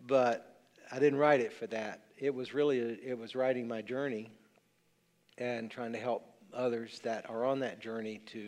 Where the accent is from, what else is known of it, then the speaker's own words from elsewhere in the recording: the South, United States; I'm a Southerner.